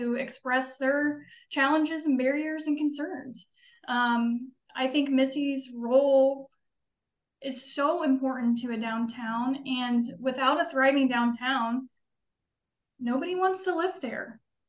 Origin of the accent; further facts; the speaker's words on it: Seymour, Indiana, United States; moved away; I grew up in Seymour, Indiana